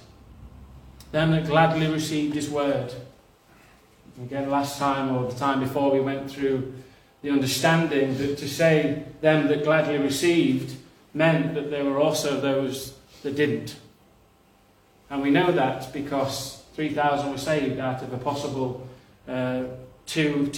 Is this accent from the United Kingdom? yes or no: yes; Nottinghamshire, East Midlands, United Kingdom; I'm not from Yorkshire, but I'm from Nottinghamshire